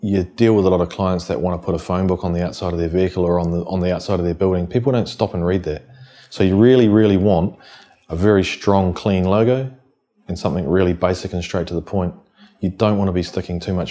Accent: Wellington, New Zealand; born and bred in the Wellington region

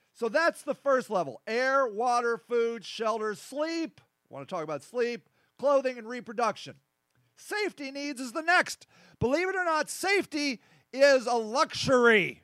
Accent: United States; over here in America

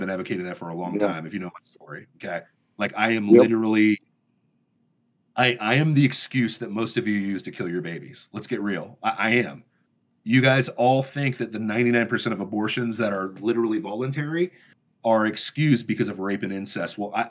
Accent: Michigan, United States; And I know that because I'm from Michigan.

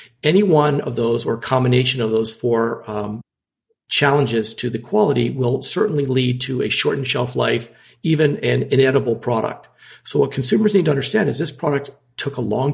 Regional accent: Washington, District of Columbia, United States; Growing up in Washington, D.C., we had access to wonderful French food and international food

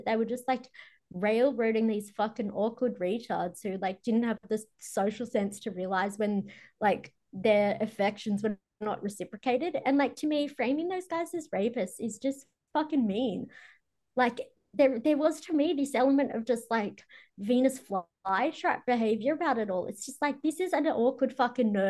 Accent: Australia; I'm Aussie. We're Irish

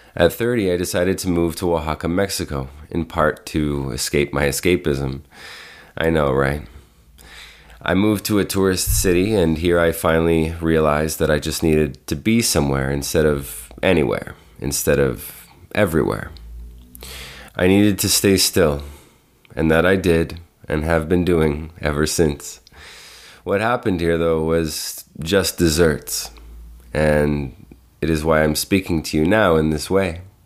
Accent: Toronto, Ontario, Canada; I was born and raised in Toronto, Canada

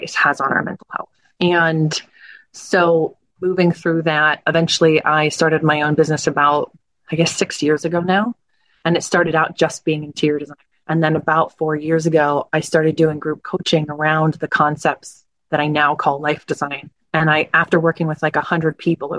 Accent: New Jersey, United States; I grew up in South Jersey

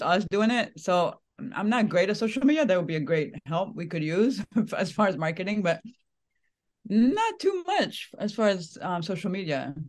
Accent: France; now in United States; I'm, I'm from France originally

